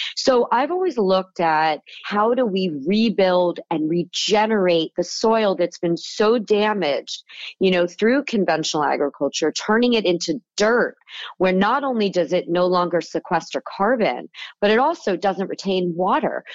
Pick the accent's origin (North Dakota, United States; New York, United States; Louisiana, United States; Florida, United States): Florida, United States; South; moved away as an adult; also born or lived in California; the kid with the lemonade stand growing up in Florida